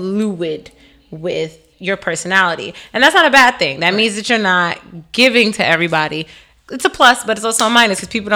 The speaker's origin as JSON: {"language": "English", "town": "New York City", "region": "New York", "country": "United States", "said": "as a New Yorker"}